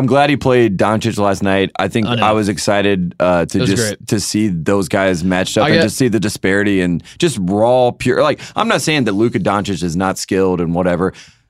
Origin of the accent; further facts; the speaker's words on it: Long Island, New York, United States; accent: Long Island; I think it's a reminder that I am from Long Island. You know me. You know ….